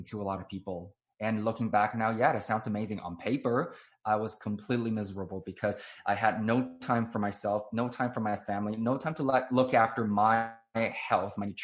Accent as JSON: {"language": "English", "country": "Taiwan", "tie": "born or raised there", "said": "I was born and raised in Taiwan"}